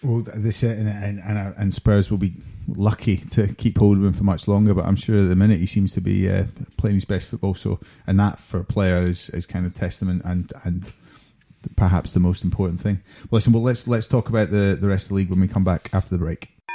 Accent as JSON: {"language": "English", "region": "Scotland", "country": "United Kingdom", "said": "as a Scotsman"}